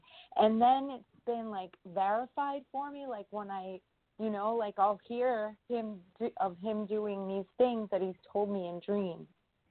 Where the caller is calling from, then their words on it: New York, United States; I'm calling from New York.